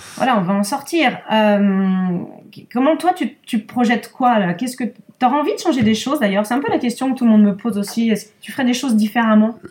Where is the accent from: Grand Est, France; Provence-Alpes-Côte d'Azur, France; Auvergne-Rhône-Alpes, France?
Auvergne-Rhône-Alpes, France; Lyon; now in Issy-les-Moulineaux, France; je suis née à Lyon, ouais, je suis née à Lyon